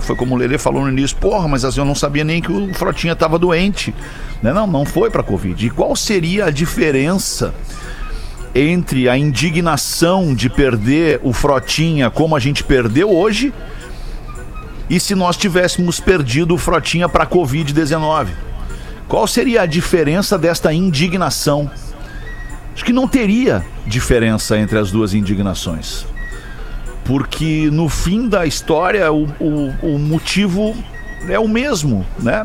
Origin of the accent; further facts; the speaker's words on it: Brazil; Nós somos brasileiros, nós vivemos e crescemos e aprendemos assim